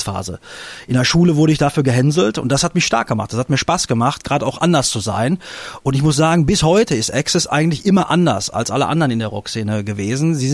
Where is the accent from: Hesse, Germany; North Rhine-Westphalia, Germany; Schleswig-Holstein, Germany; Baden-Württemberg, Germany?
North Rhine-Westphalia, Germany; Ich meine, wir sind im Ruhrgebiet groß geworden.